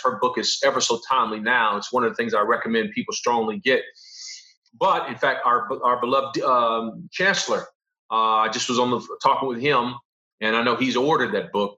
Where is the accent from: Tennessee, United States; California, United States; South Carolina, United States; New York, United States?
California, United States; Los Angeles; I'm from Los Angeles